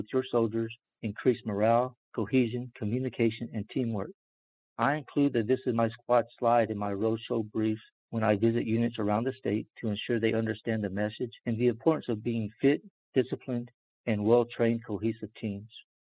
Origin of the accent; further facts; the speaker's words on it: Dallas, Texas, United States; moved away as an adult; now in New Mexico, United States; although I'm a transplanted New Mexican, I did grow up in Dallas, Texas, and graduated from W.W. Samuel High School in the Dallas suburb of Pleasant Grove